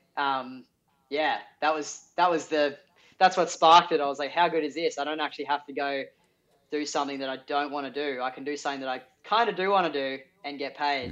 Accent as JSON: {"language": "English", "town": "Sydney", "region": "New South Wales", "country": "Australia", "tie": "born or raised there", "said": "I'm Sydney local, Avalon local"}